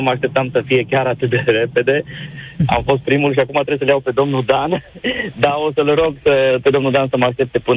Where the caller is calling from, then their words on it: Cluj-Napoca, Cluj County, Romania; vă sunt din Cluj, de pe taxi, sunt taximetrist astăzi.